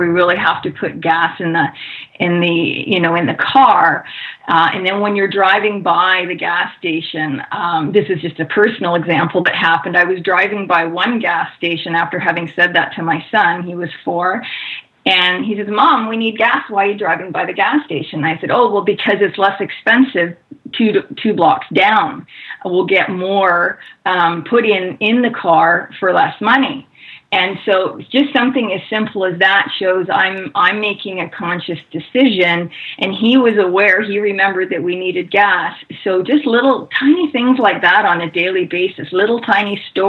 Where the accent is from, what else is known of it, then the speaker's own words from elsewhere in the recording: Canada; now in United States; I'm originally from Canada